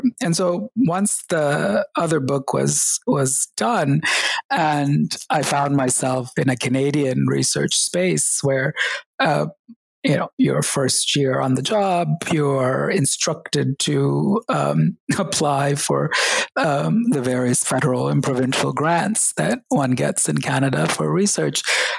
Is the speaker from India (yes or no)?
yes; Kerala, India; born there; And I was reminded that even though I was born in Kerala, I had forgotten Malayalam, the language of the state.